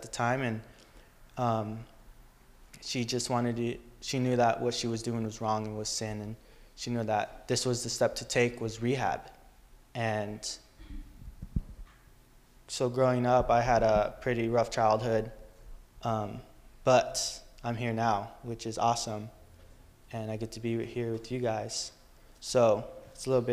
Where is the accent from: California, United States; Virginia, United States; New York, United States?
California, United States; Riverside; also born or lived in San Bernardino, California; I'm originally from San Bernardino in the hood